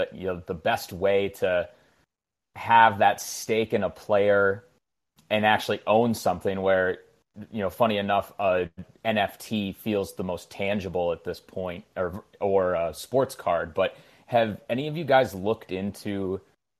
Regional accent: Wisconsin, United States; I'm born and raised in Wisconsin and went to school at Wisconsin

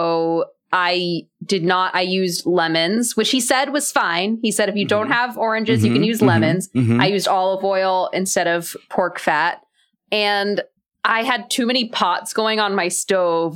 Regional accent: Texas, United States; I grew up in Texas.

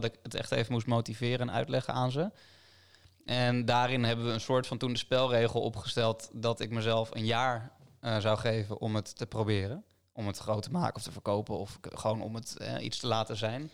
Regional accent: Delft, South Holland, Netherlands; in Delft, waar ik ben opgegroeid

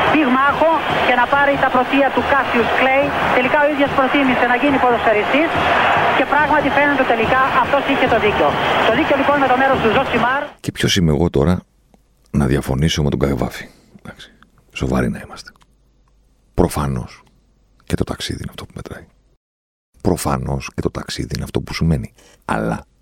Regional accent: Athens, Attica, Greece; εγώ είμαι από την Αθήνα

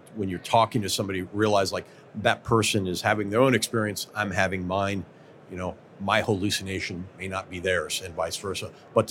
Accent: Midwest, United States; I'm from the Midwest myself

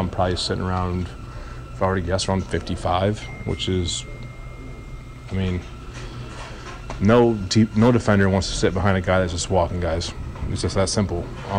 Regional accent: Pleasanton, California, United States; I'm from Pleasanton, and this is A's Baseball.

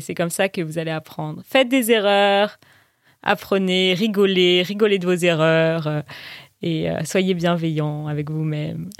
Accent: Zambia; French is a second language; je viens de Zambie et je suis en train d'apprendre le français

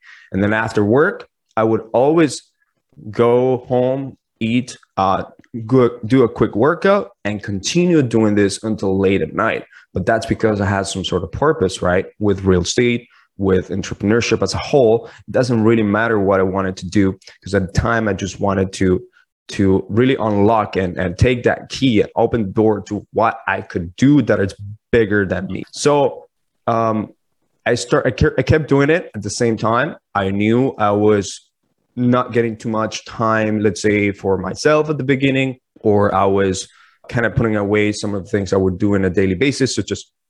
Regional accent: Toronto, Ontario, Canada; now in United States; So in the United States, I came in from Toronto as a Canadian citizen.

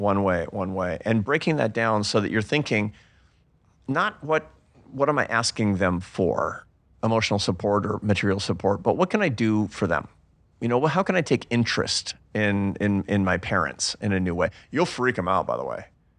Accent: Seattle, Washington, United States; I'm from Seattle. We don't do that.

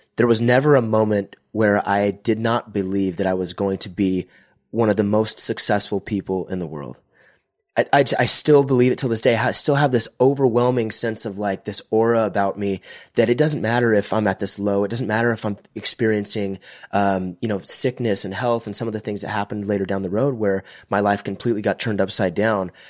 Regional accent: Visalia, California, United States; I'm from Visalia, California, which is about an hour between Bakersfield and Fresno

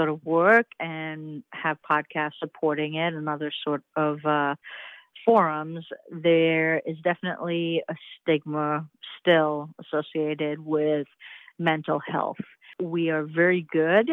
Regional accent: Trinidad & Tobago; also born or lived in Indianapolis, United States; now in Charlotte, United States; I was born and raised in the Caribbean island of Trinidad and Tobago.

